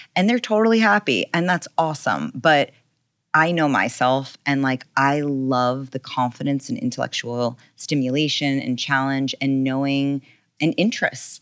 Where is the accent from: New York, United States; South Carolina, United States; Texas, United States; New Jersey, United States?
New York, United States; also born or lived in California; I grew up in New York